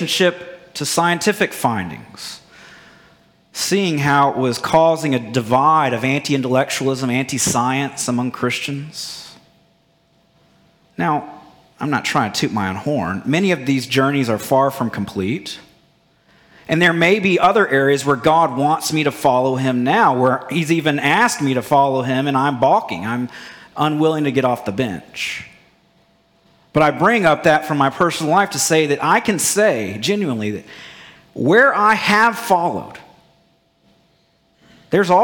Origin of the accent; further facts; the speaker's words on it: Bible Belt, Southern United States, United States; growing up in the Bible Belt